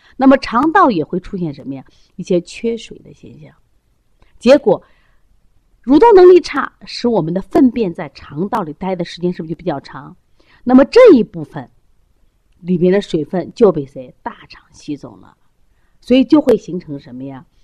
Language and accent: Chinese; China; 我中国人